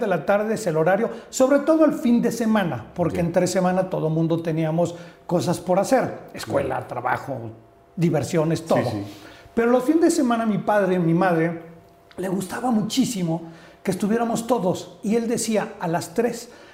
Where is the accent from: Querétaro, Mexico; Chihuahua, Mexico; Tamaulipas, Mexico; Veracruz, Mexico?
Veracruz, Mexico; Orizaba; born or raised there; now in Mexico City, Mexico